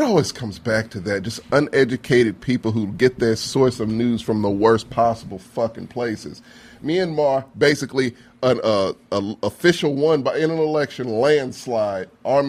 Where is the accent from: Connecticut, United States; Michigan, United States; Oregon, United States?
Michigan, United States; I come from Michigan.